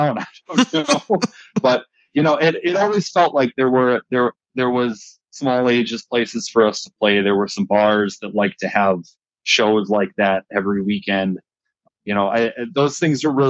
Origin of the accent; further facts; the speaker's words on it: Fox Valley, Wisconsin, United States; I'm from the Fox Valley.